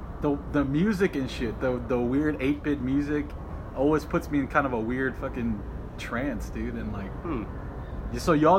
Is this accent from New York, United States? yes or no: yes; New York City, New York, United States; And I grew up in College Point, Queens.